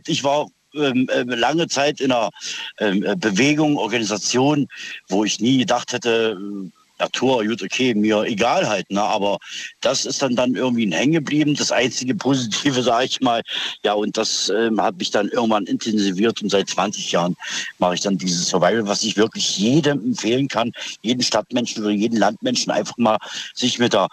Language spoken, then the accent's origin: German; East Germany, Germany; now in Schwäbisch Gmünd, Germany; ich bin ursprünglich aus dem Osten, bin aber hier in Baden-Württemberg, ähm, Schwäbisch Gmünd.